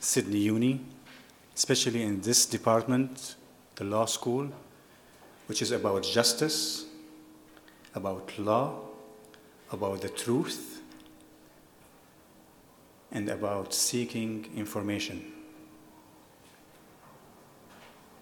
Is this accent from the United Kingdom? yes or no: no; Homs, Homs Governorate, Syria; also born or lived in Germany; now in United States; I'm Syrian, I was born in Germany. And when I moved to Syria, when I was 6 years old